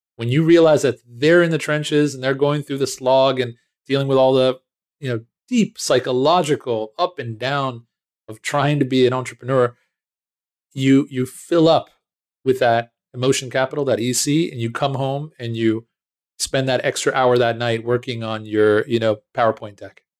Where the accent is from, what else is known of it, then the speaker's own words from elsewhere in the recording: United States; moved away as an adult; now in Israel; I was born in Israel, um, but very early on, uh, moved with my family to, uh, the States. I grew up right outside of Washington, D C.